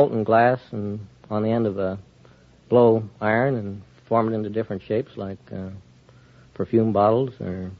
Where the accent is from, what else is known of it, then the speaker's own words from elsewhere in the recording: Kansas City, Missouri, United States; Kansas City, Missouri.